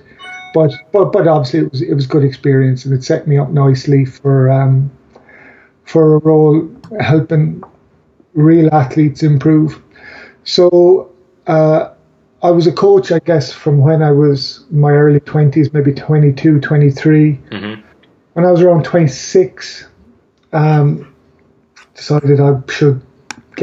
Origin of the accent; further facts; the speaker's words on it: Ireland; I'm Irish